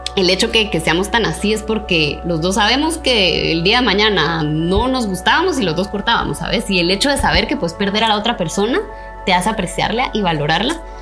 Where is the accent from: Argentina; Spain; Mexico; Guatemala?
Guatemala